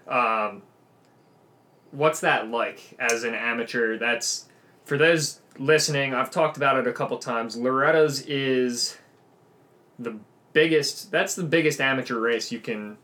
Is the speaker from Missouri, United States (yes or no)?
no; Lancaster, Pennsylvania, United States; moved away as an adult; now in Pittsburgh, United States; when I go home to Lancaster than when I'm out in Pittsburgh because I'm not from Pittsburgh